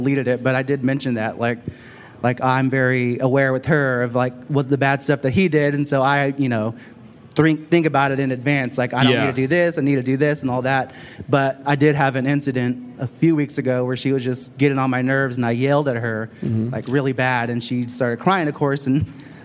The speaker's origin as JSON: {"language": "English", "town": "Houston", "region": "Texas", "country": "United States", "said": "I'm from Houston"}